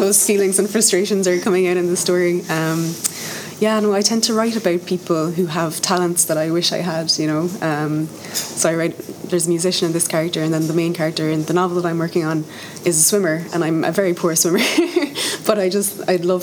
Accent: Tipperary, Munster, Ireland; moved away as an adult; also born or lived in Dublin; now in Cork, Ireland; I'm from Tipperary originally, from the country, and I went to Dublin for college and lived there for, I think, about 9 years

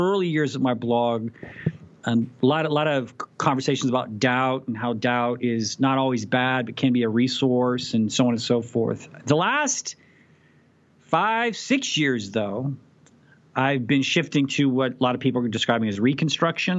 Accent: Abilene, Texas, United States; born or raised there

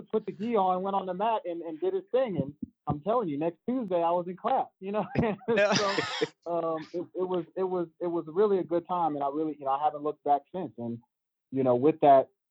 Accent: Bay Area, California, United States; moved away; I'm originally from the Bay Area, California, San Francisco, Oakland, all

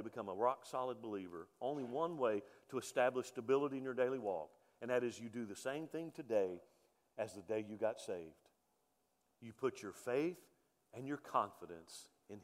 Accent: Mobile, Alabama, United States; also born or lived in Texas; now in Cleburne, United States; I grew up on the Gulf Coast in Mobile, Alabama

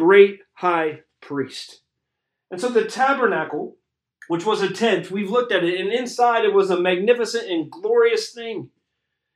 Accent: Cincinnati, Ohio, United States; I grew up in Cincinnati, Ohio

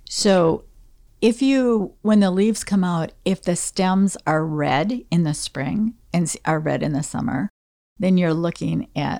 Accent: Livonia, Michigan, United States; also born or lived in Detroit; And we moved from Detroit, where there were mature trees, mm-hmm. to Livonia, which was being developed from farmer fields. So most of Livonia was cornfields, mm-hmm. primarily.

